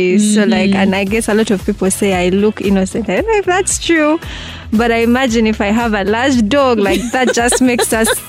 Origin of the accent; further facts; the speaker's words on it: Entebbe, Central Region, Uganda; I grew up in Entebbe